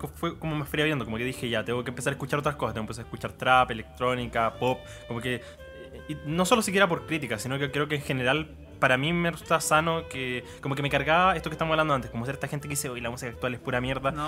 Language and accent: Spanish; Chillán, Ñuble, Chile; yo soy de Chillán